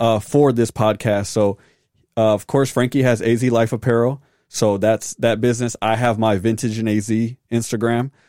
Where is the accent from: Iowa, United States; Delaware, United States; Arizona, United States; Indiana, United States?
Arizona, United States; born and raised in Arizona